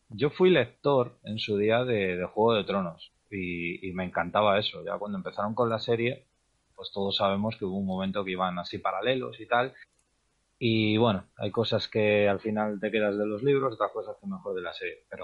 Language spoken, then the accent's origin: Spanish; Madrid, Community of Madrid, Spain; De Madrid.